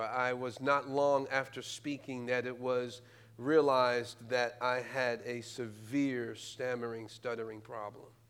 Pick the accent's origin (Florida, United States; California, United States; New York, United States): New York, United States; New York City; moved away as an adult; now in Indianapolis, United States; I'm originally from New York. I'm a native New Yorker, born and raised in Brooklyn